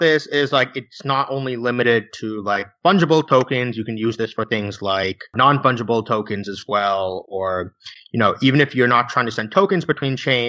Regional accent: United States; I'm an American.

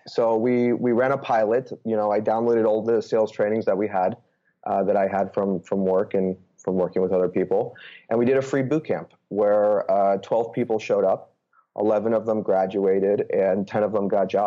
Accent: Bay Area, California, United States; moved away as an adult; also born or lived in New York / Chicago / Austin / Los Angeles; I'm actually originally from the Bay Area. Grew up playing sports

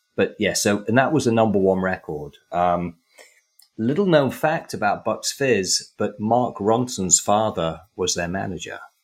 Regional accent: England, United Kingdom; when I was growing up in England

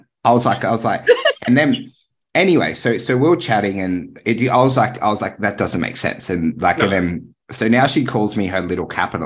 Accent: Tamworth, New South Wales, Australia; I know I used to play rugby league in Taree. I grew up in Tamworth.

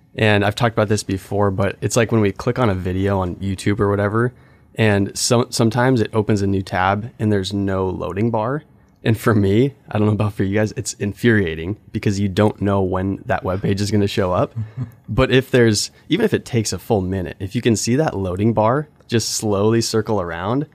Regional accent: Alaska, United States; I grew up in Alaska, grew up on this world class salmon fishing river.

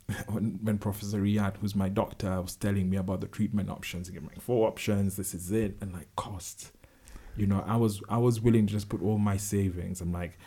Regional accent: Kenya; as a Kenyan man

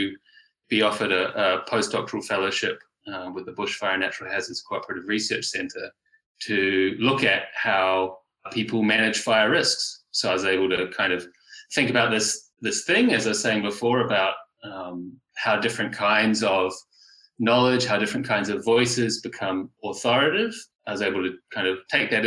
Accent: New Zealand; moved away as an adult; now in Australia; I was born and raised in Aotearoa, New Zealand

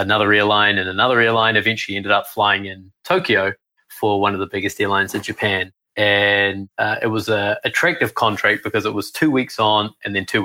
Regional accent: New Zealand; accent: New Zealand; moved away; I grew up in New Zealand

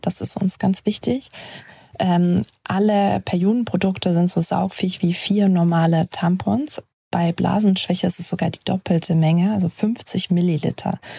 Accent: Germany; Jonas und ich kommen aus Deutschland

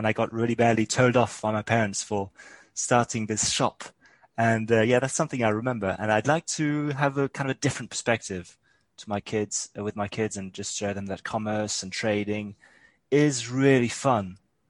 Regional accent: France; My parents were actually British and they brought me up in France.

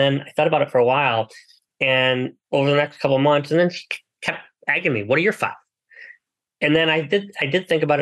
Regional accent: United States; I was born in the United States

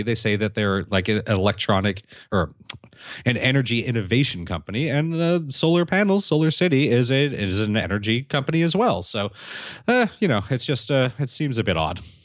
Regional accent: California, United States; my home state of California.

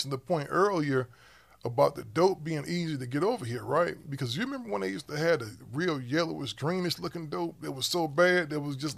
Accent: Cleveland, Ohio, United States; I grew up in Cleveland, and even on the east side where it was majority black

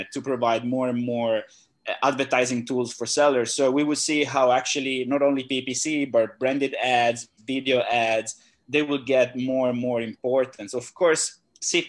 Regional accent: Italy; also born or lived in Shenzhen; now in Phuket, Thailand; I'm originally from Italy.

